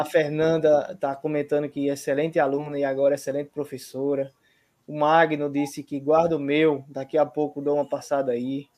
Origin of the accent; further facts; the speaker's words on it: Paraíba, Brazil; eu sou da Paraíba